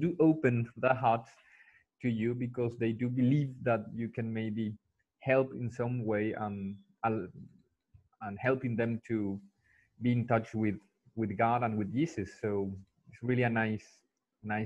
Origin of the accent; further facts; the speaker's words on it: Paraguay; English is a second language; also born or lived in United Kingdom / Chile / Germany; the country which I come from, Paraguay